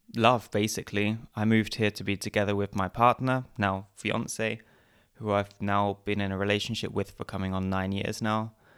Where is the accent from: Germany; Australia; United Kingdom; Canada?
United Kingdom; Essex, East of England; moved away as an adult; also born or lived in Canterbury, England; now in Vienna, Austria; originally I come from Essex in England, and I guess about seven or eight years ago I moved to Vienna in Austria